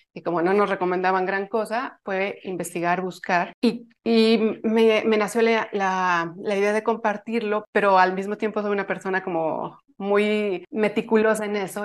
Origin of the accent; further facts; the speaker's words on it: Mexico; soy de México